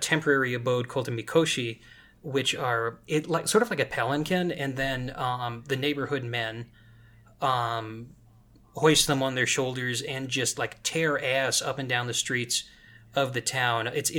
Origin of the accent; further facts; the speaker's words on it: Colorado, United States; I grew up in the Elk Mountains and on Colorado's west slope, and these very jagged pinnacles like the Rockies